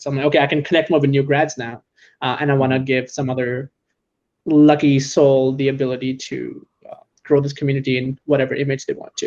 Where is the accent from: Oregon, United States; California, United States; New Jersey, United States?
California, United States; San Francisco; I'm in tech and I'm from San Francisco